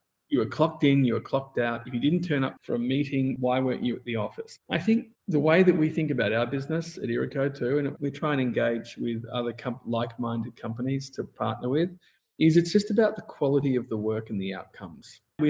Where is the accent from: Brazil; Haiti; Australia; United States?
Australia; I mean, I came from Australia where it was a mandatory 4-week holiday plus all the public holidays plus.